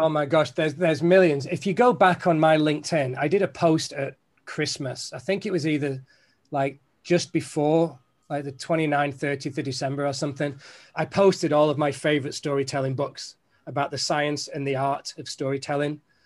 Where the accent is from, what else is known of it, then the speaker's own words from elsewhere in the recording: Manchester, North West England, United Kingdom; I'm from Manchester